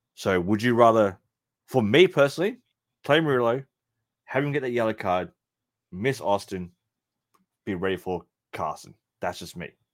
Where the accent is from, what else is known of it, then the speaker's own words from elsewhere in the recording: Melbourne, Victoria, Australia; in Melbourne, Australia, my hometown